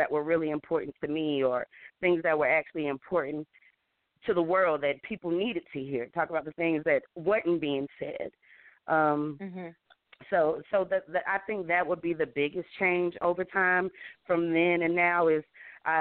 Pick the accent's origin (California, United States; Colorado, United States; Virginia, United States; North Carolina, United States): North Carolina, United States; Charlotte; I grew up on Tuckasegee back in the day, you know, so we definitely all come from our sets of hoods